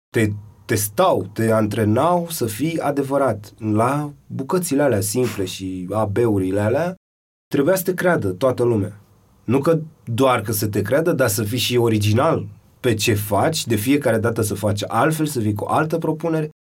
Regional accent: Bucharest, Romania; eu nu sunt din Piatra Neamț, sunt de aici

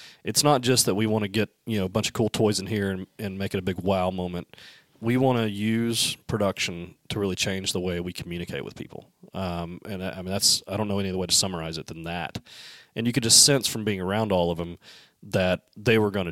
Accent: Alabama, United States; I'm from Alabama

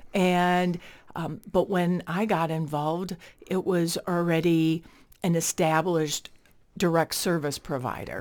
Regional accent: Chicago, Illinois, United States; moved away as an adult; now in Winona, United States; I'm originally from Chicago

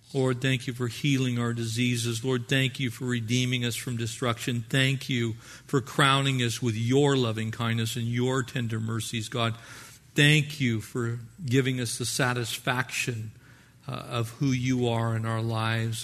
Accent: United States; we are American Christians

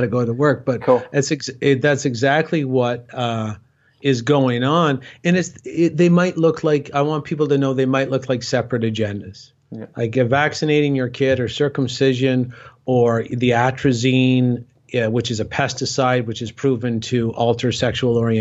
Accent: Cornwall, Ontario, Canada; my hometown, Cornwall, Ontario, Canada

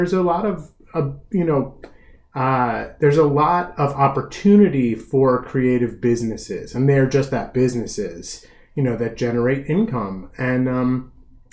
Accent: Gaithersburg, Maryland, United States; I'm originally from Gaithersburg

